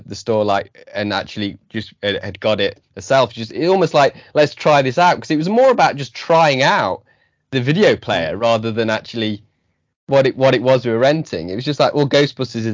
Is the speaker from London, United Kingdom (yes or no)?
no; Belper, East Midlands, United Kingdom; moved away as an adult; I grew up in Belper, which is a small town. I live there again now